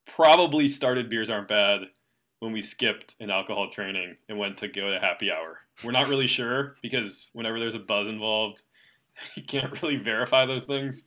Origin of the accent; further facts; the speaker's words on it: East Coast, United States; I'm from the East Coast